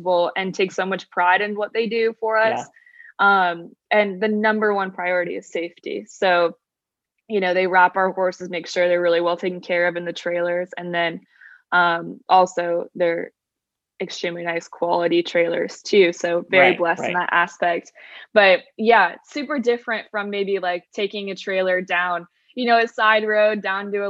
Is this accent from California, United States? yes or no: yes; Orange County, California, United States; moved away as an adult; now in Savannah, United States; I am from Orange County, California.